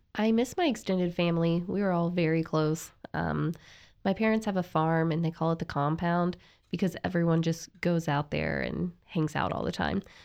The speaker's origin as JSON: {"language": "English", "town": "Cincinnati", "region": "Ohio", "country": "United States", "tie": "born or raised there", "also_born_or_lived": "Kentucky", "moved": "as an adult", "lives_now": "Tyler, Texas, United States", "said": "I'm from Cincinnati, Ohio"}